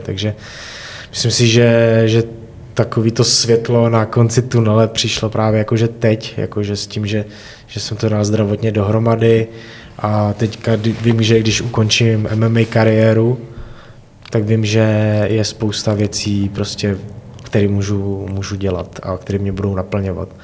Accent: Mohelnice, Olomouc Region, Czechia; moved away as an adult; now in Hradec Králové, Czechia; pocházím z Mohelnice a v Mohelnici taky menší městečko

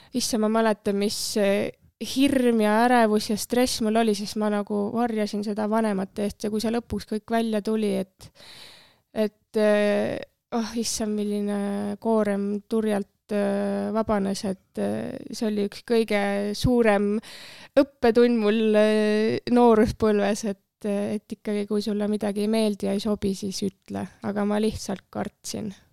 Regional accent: Tallinn, Harju County, Estonia; Männikul äh, kasvasin üles ja metsa ääres seal mõnus

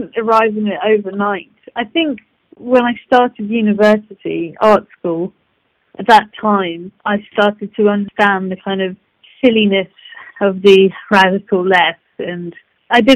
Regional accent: London, United Kingdom; I come from Muswell Hill, for Christ's sake, you know, and I've gone to art school. My family, everything around me was sort of wacky, socialist, left field. The whole spiel, if you want. I've grown up in it

